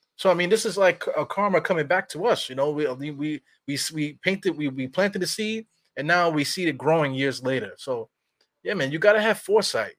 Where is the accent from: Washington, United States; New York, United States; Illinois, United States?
New York, United States; I'm from New York